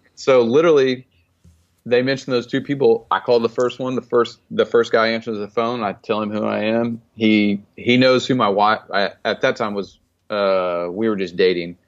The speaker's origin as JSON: {"language": "English", "town": "Stillwater", "region": "Oklahoma", "country": "United States", "tie": "born or raised there", "moved": "yes", "lives_now": "Texas, United States", "said": "I grew up in Stillwater, Oklahoma"}